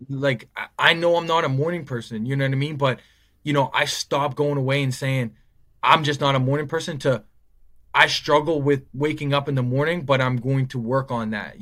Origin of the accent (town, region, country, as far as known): Nova Scotia, Canada; born or raised there